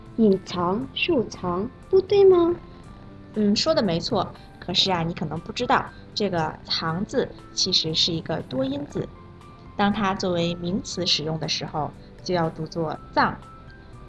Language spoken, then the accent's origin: Chinese; Malaysia; Chinese is a second language; 我是来自马来西亚的